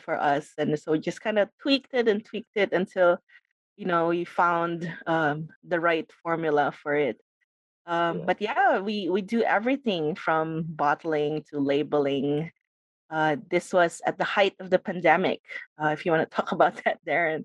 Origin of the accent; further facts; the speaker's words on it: Philippines; now in Maui, United States; I'm from the Philippines. I'm Filipino. I moved to Hawaii, now living on Maui